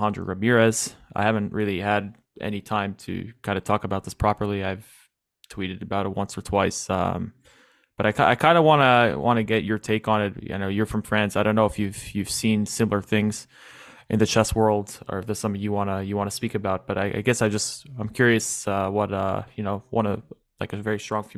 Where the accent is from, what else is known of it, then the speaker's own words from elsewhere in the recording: New York City, New York, United States; moved away as an adult; I'm actually from New York, born and raised, lived there 22 years